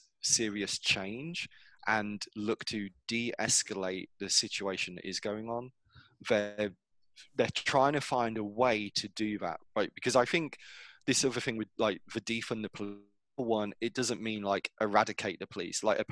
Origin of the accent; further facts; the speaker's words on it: England, United Kingdom; moved away as an adult; now in United States; I grew up in England, so I know what it feels like or what it should feel like to be English or British